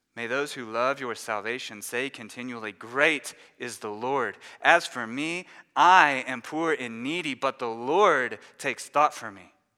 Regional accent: Dallas, Texas, United States; moved away as an adult; now in Louisville, United States; We grew up in the Dallas area in Texas

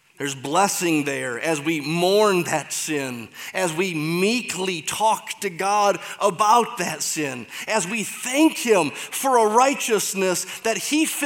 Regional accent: Michigan, United States; I'm from Michigan, so get it. That's how you say it there.

